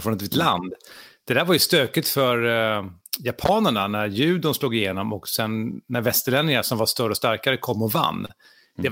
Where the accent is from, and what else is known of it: Sweden